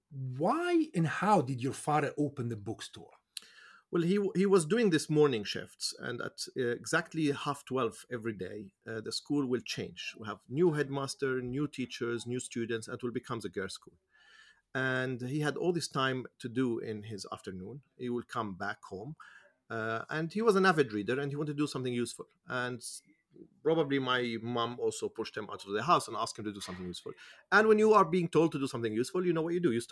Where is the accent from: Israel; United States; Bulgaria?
Israel; Jerusalem, Jerusalem District; I, I, I grew up in Jerusalem, particularly in Musrara, in the east side of the Musrara, on the Palestinian side of the city.